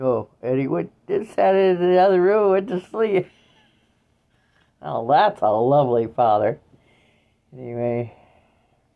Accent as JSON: {"language": "English", "town": "Waukon", "region": "Iowa", "country": "United States", "tie": "born or raised there", "said": "my hometown was in Iowa, in Waukon, Iowa"}